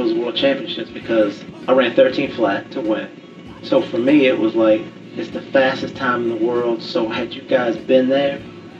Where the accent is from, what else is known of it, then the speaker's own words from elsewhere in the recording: United States; also born or lived in Fairfax; I'm from the U.S.